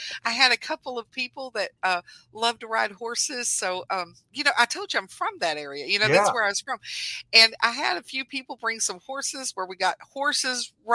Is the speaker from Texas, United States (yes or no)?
yes; Southlake, Texas, United States; now in Mansfield, United States; that's where I was born and raised